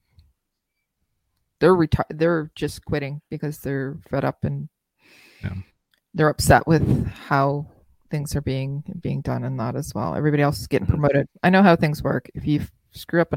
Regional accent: Nova Scotia, Canada; That's where my hometown is

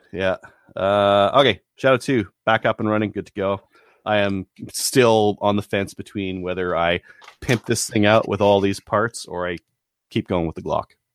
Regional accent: Canada; as a Canadian

